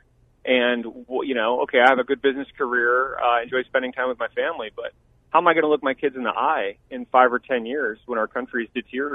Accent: Tucson, Arizona, United States; moved away as an adult; also born or lived in Silicon Valley; I grew up in Tucson, where I live now, with my family.

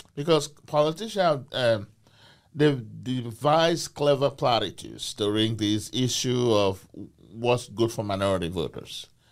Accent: Nigeria; moved away as an adult; also born or lived in United Kingdom; now in Portland, United States; I came to this country from Nigeria, uh, from Benin tribe, uh, B E N I N uh, Empire.

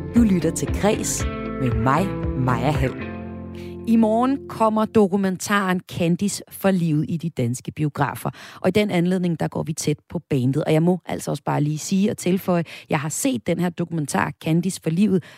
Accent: Vesthimmerland Municipality, North Denmark Region, Denmark; min hjemstavn, hjemstavn fra Vesthimmerlands Kommune, hvor jeg kommer fra, og fra Suldrup Byfest

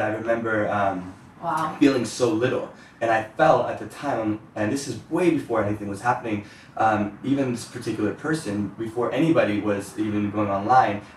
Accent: Ohio, United States; moved away; growing up in Ohio

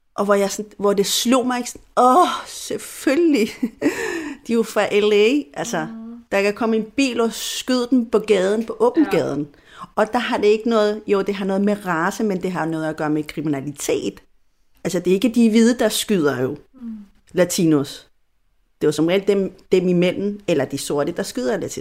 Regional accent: Chile; first language Spanish; Danish is a second language; now in Denmark; Jeg er jo chilener fuldt ud, fodblods på alle måder. Altså, jeg har chilensk pas, jeg bor bare i Danmark

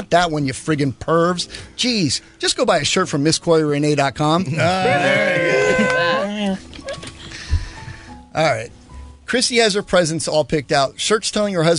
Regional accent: Panama; moved away; when I grew up in Panama

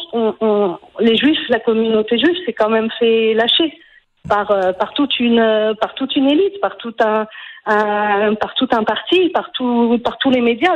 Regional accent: France; moved away as an adult; also born or lived in Quebec; now in Israel; j'ai quitté la France, j'ai pas quitté le Québec, j'ai décidé de m'installer en Israël

